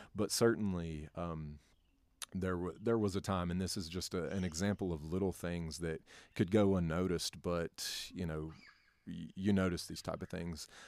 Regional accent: North Carolina, United States; moved away as an adult; also born or lived in Kentucky; now in Tennessee, United States; born and raised in North Carolina.

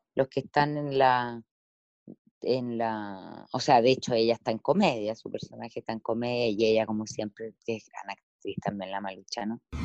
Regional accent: Chile

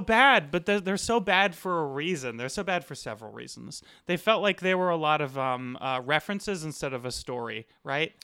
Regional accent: Arizona, United States; now in Los Angeles, United States; I'm from Arizona

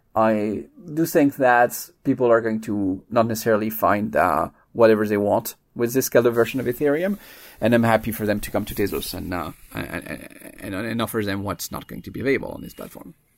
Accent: France; moved away as an adult; now in United States; I was, uh, born and raised in France. I, uh, moved to the U S in my early twenties

